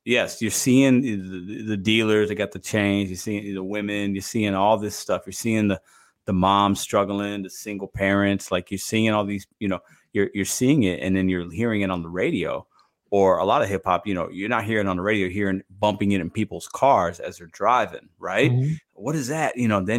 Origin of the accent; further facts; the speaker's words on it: Chicago, Illinois, United States; born there; I was born in Chicago, right? Chicago's bad.